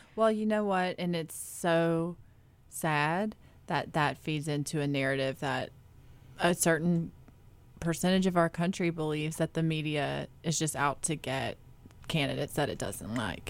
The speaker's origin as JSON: {"language": "English", "region": "North Carolina", "country": "United States", "tie": "born or raised there", "said": "I grew up in North Carolina"}